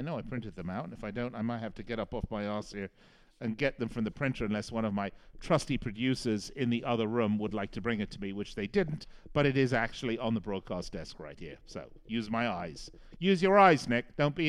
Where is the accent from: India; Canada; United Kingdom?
United Kingdom; London; moved away; I'm English, obviously, originally from London.